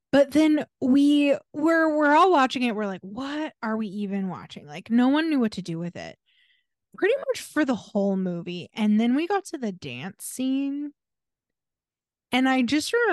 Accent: Pacific Northwest, United States; we grew up in the Pacific Northwest, like in a large suburb

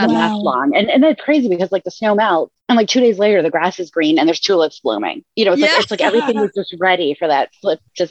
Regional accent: Massachusetts, United States; moved away as an adult; also born or lived in Rhode Island / Pensacola, Florida; now in Maine, United States; I grew up in Massachusetts and went to college in Rhode Island

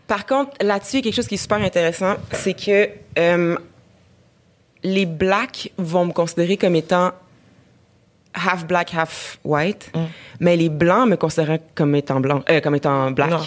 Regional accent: Abitibi, Quebec, Canada; j'ai grandi en Abitibi

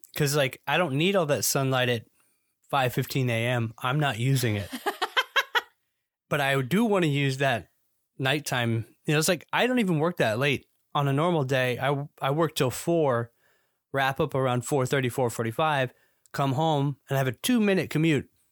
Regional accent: Georgia, United States; moved away as an adult; now in Florida, United States; Now, this is not my native state. I'm from Georgia originally. And so I moved to the Sunshine State in twenty thirteen

